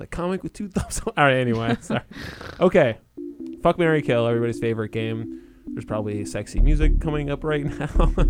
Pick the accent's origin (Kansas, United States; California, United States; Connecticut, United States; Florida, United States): Connecticut, United States; growing up in Connecticut, it's just like especially like in a small town in Connecticut